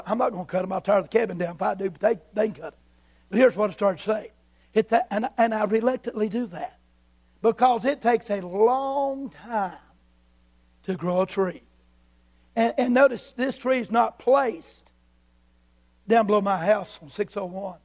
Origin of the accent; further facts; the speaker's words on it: Yadkin River, North Carolina, United States; I was raised on the Aiken River.